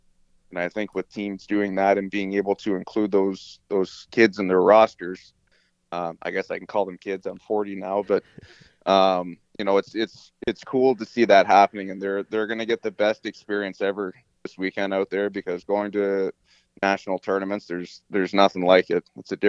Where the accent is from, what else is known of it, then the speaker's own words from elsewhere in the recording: Fredericton, New Brunswick, Canada; I grew up in Fredericton